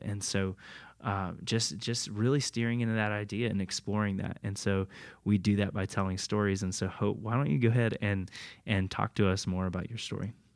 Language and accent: English; Tampa area, Florida, United States; I grew up in Florida my whole life, Tampa area